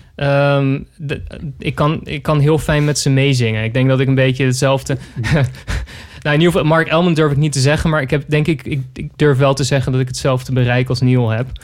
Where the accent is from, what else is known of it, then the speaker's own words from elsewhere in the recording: Zoetermeer, South Holland, Netherlands; toen ging ik naar de Van Leest in Zoetermeer, waar ik ben opgegroeid als Sweet Lake City Boy